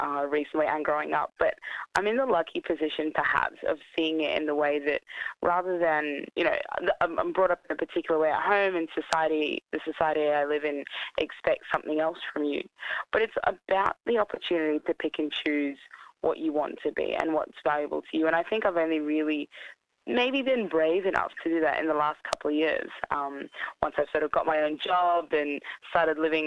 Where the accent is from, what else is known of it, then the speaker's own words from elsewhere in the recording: Australia; also born or lived in Sudan; My family is a mix of Egyptian and Turkish, and I grew up in Australia